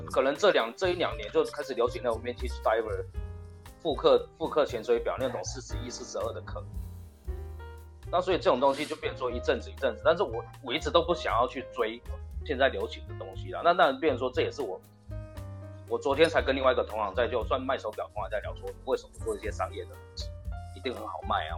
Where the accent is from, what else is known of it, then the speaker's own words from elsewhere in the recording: Tainan, Taiwan; 我是平地人，我台南人啊